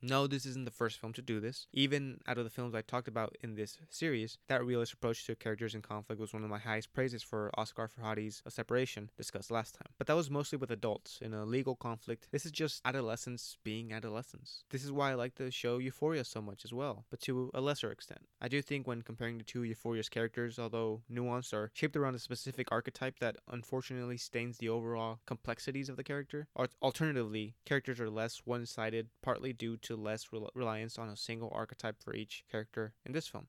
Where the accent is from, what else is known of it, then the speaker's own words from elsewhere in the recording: United States; As an American